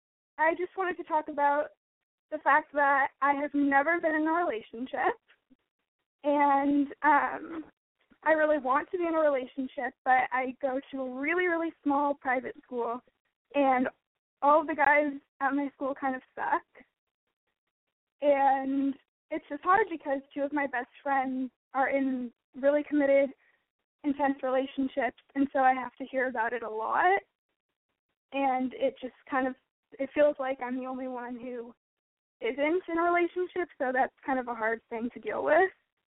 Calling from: Los Angeles, California, United States; I'm 17 and I'm calling from Los Angeles, California.

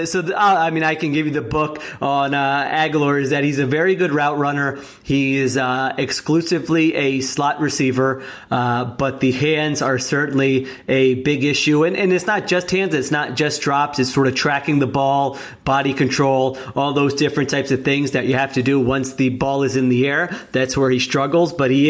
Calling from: Philadelphia, Pennsylvania, United States; I mean, I'm recording here from Philadelphia.

